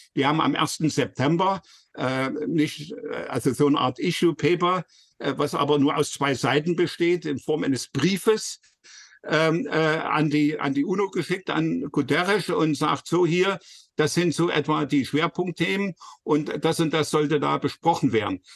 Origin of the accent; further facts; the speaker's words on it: Leipzig, Saxony, Germany; als Leipziger